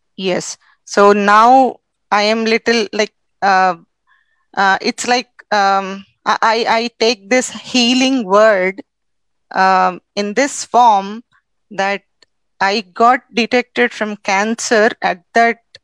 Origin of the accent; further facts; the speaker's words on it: Hyderabad, Telangana, India; I am from India, South India, specifically from Hyderabad